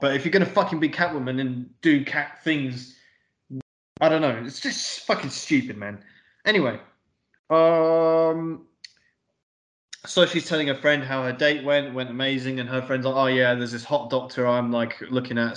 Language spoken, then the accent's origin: English; England, United Kingdom; we're English